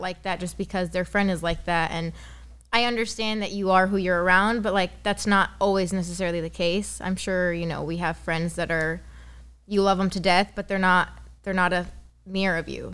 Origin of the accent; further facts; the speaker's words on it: Lebanon; moved away as an adult; also born or lived in Los Angeles, United States; now in San Diego, United States; born in Lebanon, moved to San Diego at the age of three, moved back to Lebanon all throughout high school